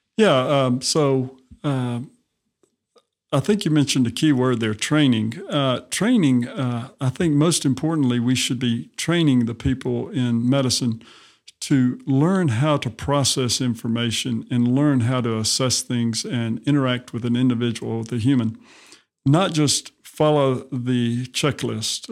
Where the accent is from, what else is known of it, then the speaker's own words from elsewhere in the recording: Montgomery, Alabama, United States; I, uh, grew up in Montgomery, Alabama